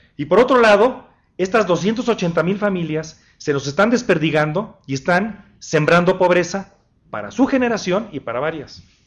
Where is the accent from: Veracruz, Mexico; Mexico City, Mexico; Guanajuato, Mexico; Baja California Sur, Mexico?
Guanajuato, Mexico; En mi tierra, que es Guanajuato